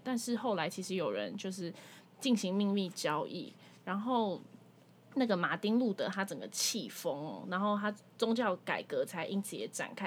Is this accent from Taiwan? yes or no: yes; Taiwan; 要不是我们土生土长在台湾